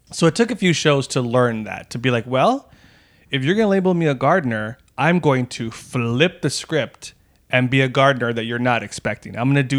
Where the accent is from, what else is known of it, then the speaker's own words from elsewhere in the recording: El Paso, Texas, United States; I grew up in the Lower Valley area of El Paso. So there was like three high schools that kind of made up that community, and you would kind of know people from there.